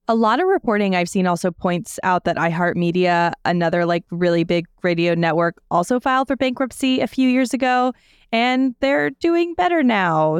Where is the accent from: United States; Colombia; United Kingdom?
United States; the South; now in Pittsburgh, United States; I am from the South